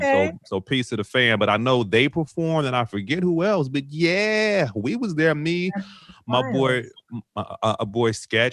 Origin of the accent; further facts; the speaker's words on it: Chicago, Illinois, United States; also born or lived in New York; grew up in Brooklyn. My dad's side of the family is from Belize. My brother was born in Belize. I was born in Chicago.